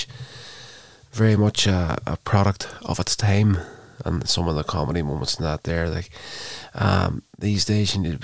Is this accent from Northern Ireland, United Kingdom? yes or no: yes; Northern Ireland, United Kingdom; having been born, brought up in Northern Ireland, I would be classed as a British citizen